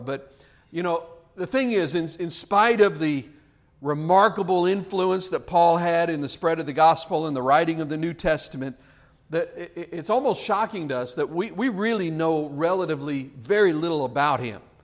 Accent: United States; living here as American citizens

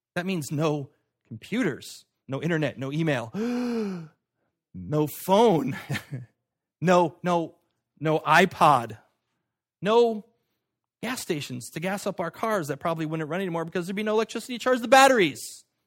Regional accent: United States; I was born in America at this time

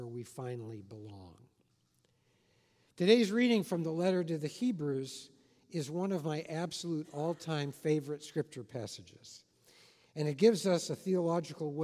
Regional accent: Los Angeles, California, United States; also born or lived in Washington, D.C.; now in Southern California, United States; I grew up in Hollywood.

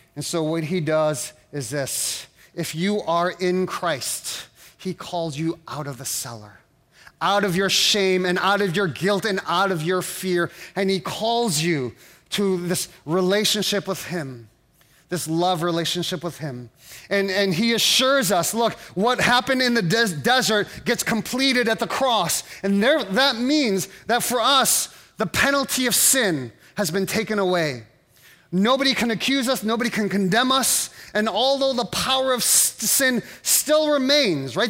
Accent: East Coast, United States; moved away; I'm from the East Coast

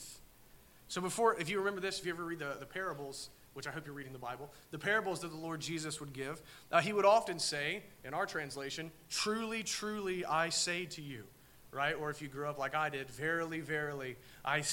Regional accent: Southern Ohio, United States; we're from Southern Ohio

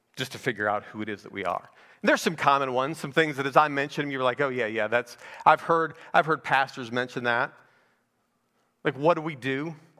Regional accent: Naples, Florida, United States; I'm from Naples, Florida

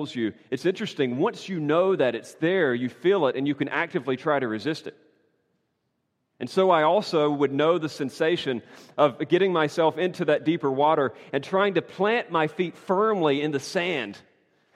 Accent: North Carolina, United States; moved away; the beaches of my home state there in North Carolina with my family

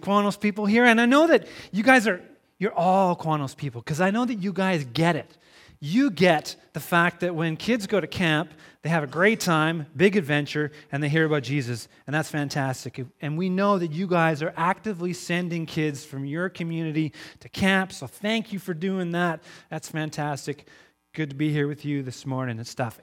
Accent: Crofton, British Columbia, Canada; I'm from Crofton, B C, just down the road from you

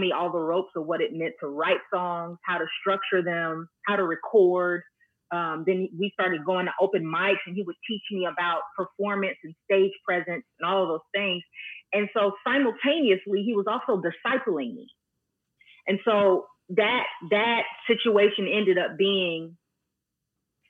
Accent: Dallas-Fort Worth area, Texas, United States; I was born and raised right here in the Dallas-Fort Worth area.

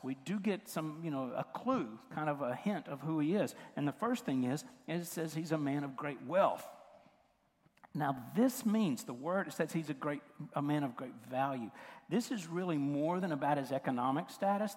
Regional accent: West Tennessee, United States; I, I grew up in West Tennessee and it was cotton country.

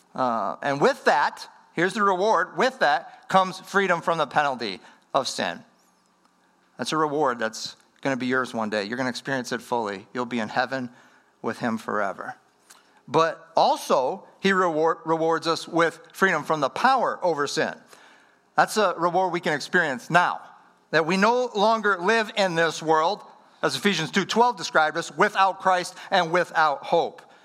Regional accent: Wisconsin, United States; moved away; I'm from Wisconsin, up in the upper Midwest.

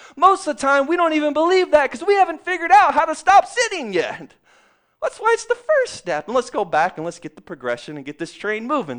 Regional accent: Texas, United States; I grew up in Texas

